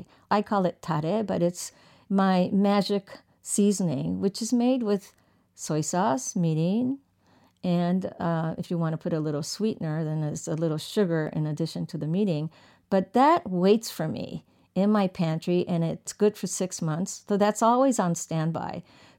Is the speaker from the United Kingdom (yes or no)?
no; Tokyo, Japan; So I grew up partially in Tokyo, and I would sit with my girlfriends and we would compare our lunch boxes.